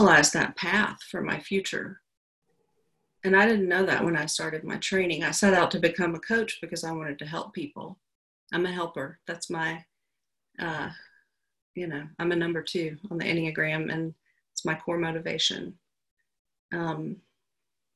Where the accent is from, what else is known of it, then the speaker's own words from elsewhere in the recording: Georgia, United States; also born or lived in Alabama / Atlanta; I'm from the South. I was born in Alabama and my family moved to Georgia when I was 7 or 8, I think. I started fourth grade here. And I grew up in a pretty small town.